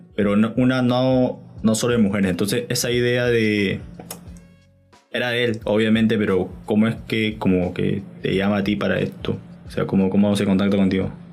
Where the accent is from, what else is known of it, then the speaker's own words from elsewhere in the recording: Lima, Peru; yo también soy de Lima